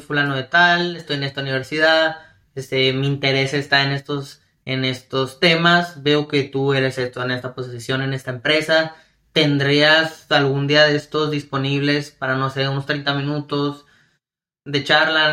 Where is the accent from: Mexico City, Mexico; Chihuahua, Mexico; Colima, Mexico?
Chihuahua, Mexico; Ciudad Juárez; Ciudad Juárez, Chihuahua, de donde soy yo